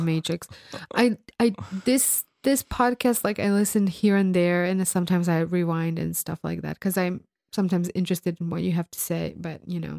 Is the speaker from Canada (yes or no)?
no; Croatia; English is a second language; I'm from the land of Croatia.